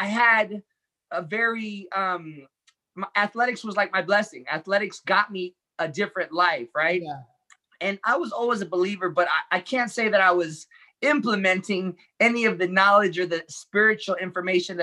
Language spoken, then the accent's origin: English; Los Angeles, California, United States; I was born in East